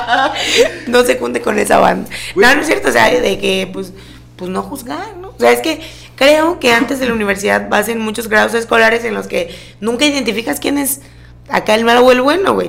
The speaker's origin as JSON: {"language": "Spanish", "area": "Jarocha", "region": "Veracruz", "country": "Mexico", "said": "soy jarocha"}